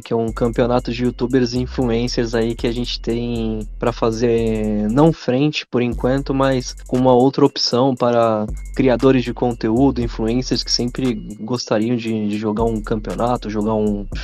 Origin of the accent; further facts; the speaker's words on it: São Paulo, Brazil; sou de São Paulo, mano. São Paulo capital